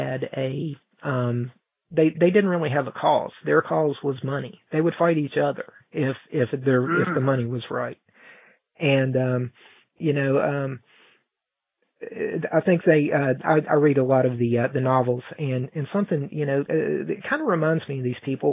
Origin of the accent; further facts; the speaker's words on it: Mount Hope, West Virginia, United States; The president came to my hometown, and we're a very small, I don't know how big Paris is, but we're a very small town here in Mount Hope